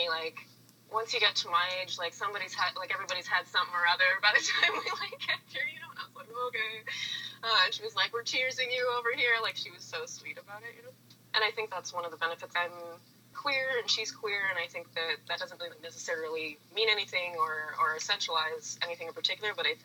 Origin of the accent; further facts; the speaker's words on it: East Coast, Atlantic Canada, Canada; moved away as an adult; now in Toronto, Canada; I grew up on the East Coast